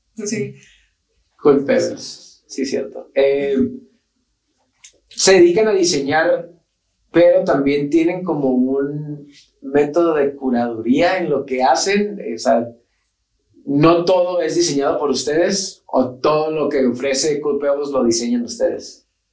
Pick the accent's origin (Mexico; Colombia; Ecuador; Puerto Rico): Mexico; somos mexicanos y aquí estamos